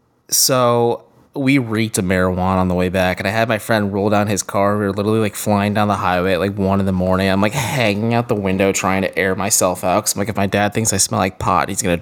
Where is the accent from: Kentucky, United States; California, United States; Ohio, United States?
Ohio, United States; rural; living in rural Ohio.